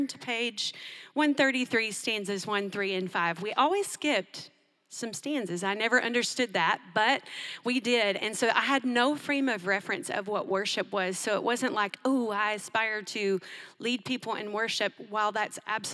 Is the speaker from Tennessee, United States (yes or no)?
yes; Tennessee, United States; I grew up in Tennessee